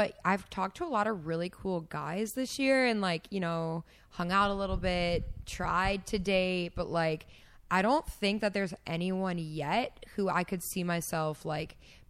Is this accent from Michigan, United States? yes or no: yes; Michigan, United States; I'm from Michigan